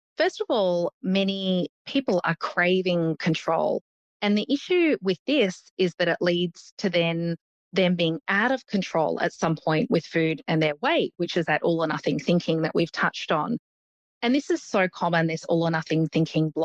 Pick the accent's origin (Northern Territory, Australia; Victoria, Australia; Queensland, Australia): Queensland, Australia; Brisbane; I grew up in Brisbane